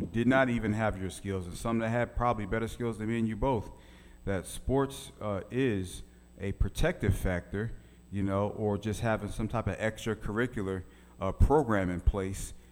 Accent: Philadelphia, Pennsylvania, United States; now in Little Rock, United States; my hometown of Philly back in the day

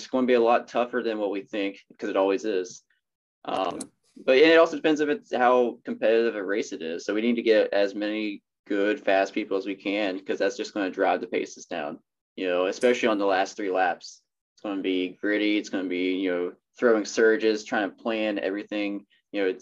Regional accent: Hurricane, West Virginia, United States; I grew up in Hurricane

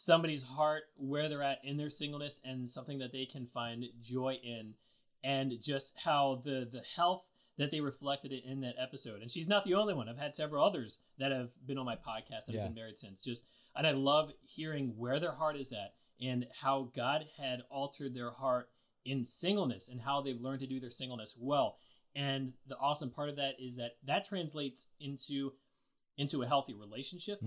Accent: Lancaster, Pennsylvania, United States; I'm from Lancaster, Pennsylvania

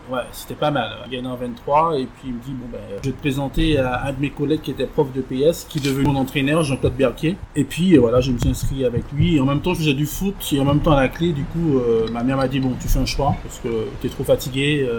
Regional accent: Martinique; qui était un compatriote Martinique avec moi

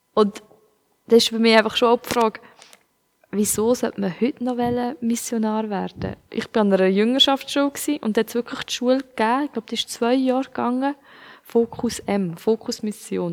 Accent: Switzerland; ich als Schweizer

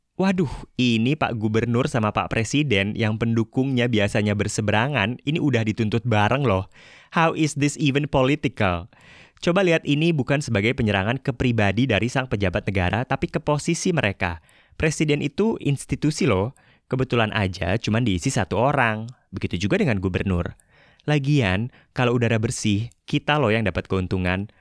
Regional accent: Jakarta, Indonesia; sebagai warga Jakarta

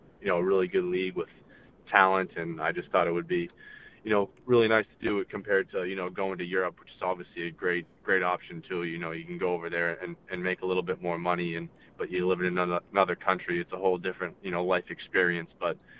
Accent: United States; as an American

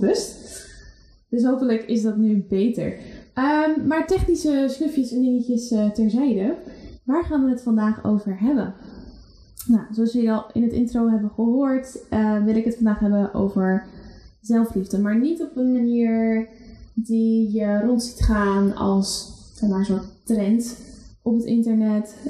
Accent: Netherlands; wij Nederlanders

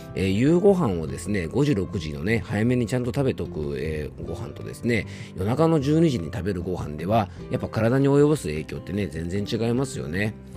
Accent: Yamanashi, Japan; YBS ラジオというねこちらもあの僕の地元のラジオ局

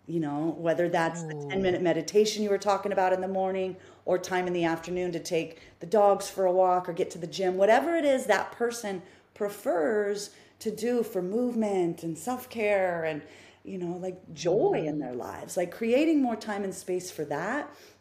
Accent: Midwest, United States; I grew up in the Midwest. I mean, I was born in the Midwest. So I have Midwestern roots

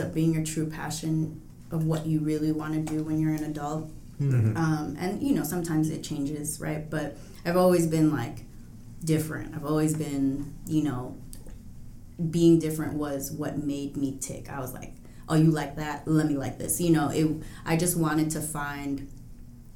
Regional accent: Chicago, Illinois, United States; growing up on the North Side

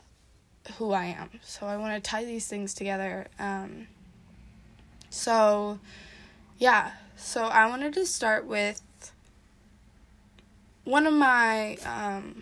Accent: Wisconsin, United States; I'm from Wisconsin

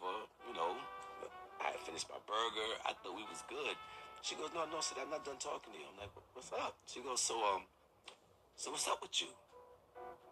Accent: New York City, New York, United States; Born and bred in New York City in Brooklyn

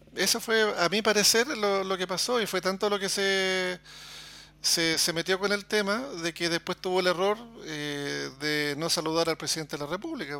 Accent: Chile; yo soy chileno

